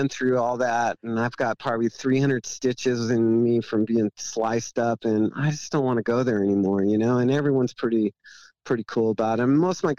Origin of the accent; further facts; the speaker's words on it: Oregon, United States; I'm from Oregon.